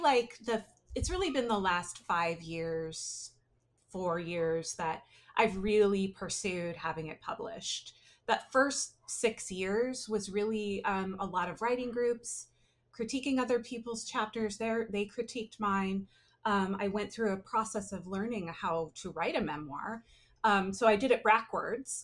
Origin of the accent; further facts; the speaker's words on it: Humboldt County, northern California, United States; now in San Francisco Bay Area, United States; I grew up in Humboldt County, which is very north, very northern California